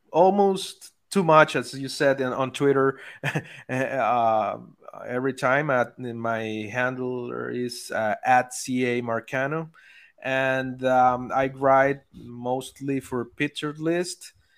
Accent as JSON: {"language": "English", "country": "Venezuela", "said": "I'm from Venezuela, so we are all crazy about baseball there"}